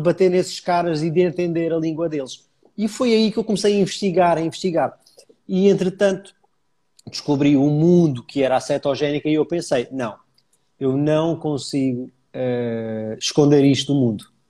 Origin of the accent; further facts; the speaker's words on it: Almada, Lisbon, Portugal; also born or lived in Paris; Eu sou da Almada, portanto fica sensivelmente a 10 km de Lisboa